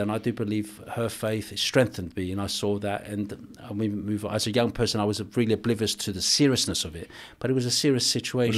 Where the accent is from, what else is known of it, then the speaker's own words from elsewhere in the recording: England, United Kingdom; also born or lived in Cyprus; I was born in Cyprus, I grew up in England.